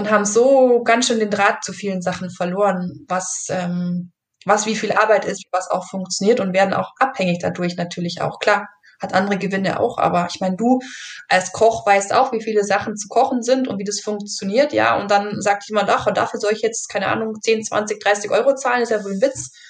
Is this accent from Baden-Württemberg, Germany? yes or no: no; Bavaria, Germany; also ich komme halt eben aus dem Allgäu und, und ähm, kann man vielleicht ein bisschen so äh, melodramatisch sagen, da hat man so Milch im Blut oder so.